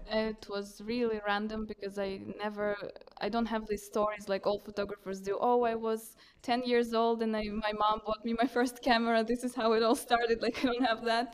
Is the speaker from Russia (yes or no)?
yes; Russia; moved away as an adult; now in Reykjavik, Iceland; I was brought up in Russia